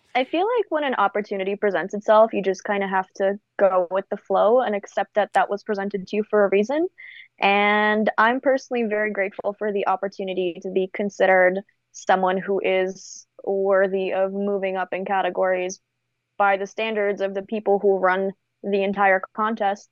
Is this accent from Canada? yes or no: yes; Canada; also born or lived in Bulgaria; now in United States; I'm born and raised in Eastern Europe in Bulgaria. Wow. Um, I got brought to Canada when I was nine